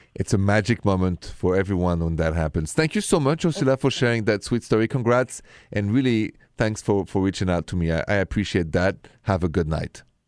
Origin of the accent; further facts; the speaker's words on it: France; accent: French; English is a second language; moved away; The accent is French